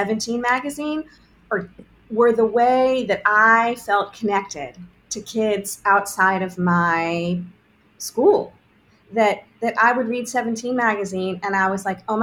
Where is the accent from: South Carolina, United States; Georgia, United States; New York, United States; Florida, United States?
Georgia, United States; Augusta; I grew up in Augusta, Georgia